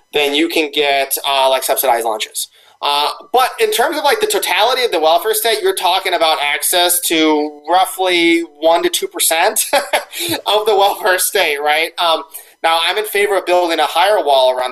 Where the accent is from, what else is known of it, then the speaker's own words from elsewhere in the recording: Southern California, United States; I'm from Southern California, in the town next to where I grew up in Oxnard